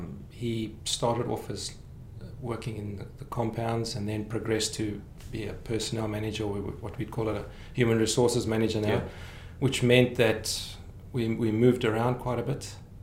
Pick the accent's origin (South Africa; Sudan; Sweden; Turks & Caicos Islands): South Africa; Krugersdorp, Gauteng; moved away as an adult; now in Canada; I was born in Krugersdorp and then moved to lots of little satellite towns around.